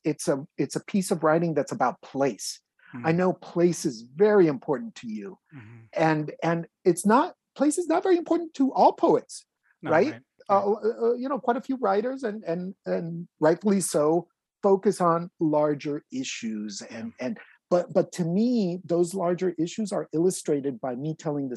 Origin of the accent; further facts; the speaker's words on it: Tijuana, Baja California, Mexico; also born or lived in Mexico City, Mexico / San Diego, United States; So I grew up, I was born in Mexico City, and I grew up in Tijuana and San Diego in the 1970s and 80s